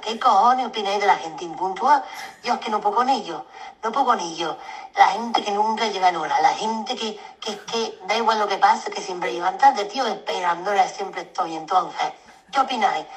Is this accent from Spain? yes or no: yes; southern Spain, Spain; accent: southern Spanish; por mi acento se nota que yo soy de España, pero para abajo